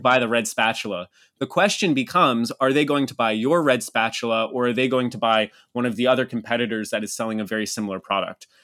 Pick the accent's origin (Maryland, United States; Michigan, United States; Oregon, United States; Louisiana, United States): Maryland, United States; Havre de Grace; moved away as an adult; also born or lived in Manila, Philippines / Cebu, Philippines / Texas / Brazil; That's where I grew up. Yeah, it's my hometown